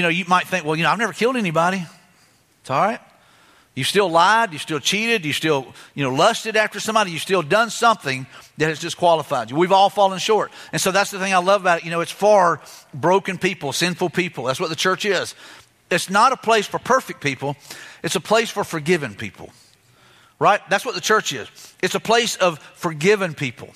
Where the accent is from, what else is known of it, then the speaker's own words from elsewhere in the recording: Mobile, Alabama, United States; I grew up in Mobile, Alabama, in a little area called 8 Mile.